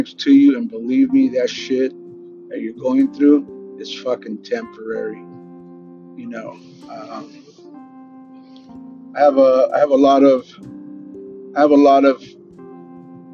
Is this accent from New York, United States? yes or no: no; Los Angeles, California, United States; growing up in South Central LA, Pico Union and East